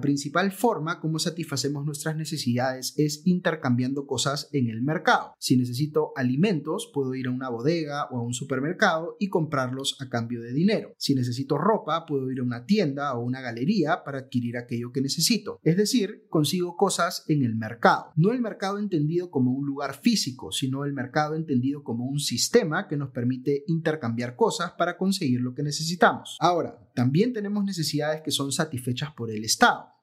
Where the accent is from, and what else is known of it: Peru